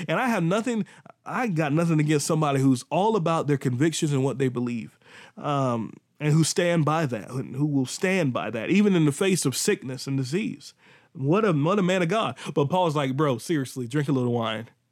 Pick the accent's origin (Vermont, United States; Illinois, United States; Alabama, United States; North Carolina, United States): North Carolina, United States; Pink Hill; accent: country; I'm from Pink Hill, not Pink Hill, Pink Hill, North Carolina.